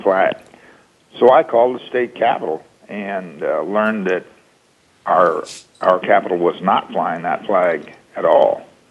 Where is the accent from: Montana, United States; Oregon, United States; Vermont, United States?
Oregon, United States; Oregon, my home state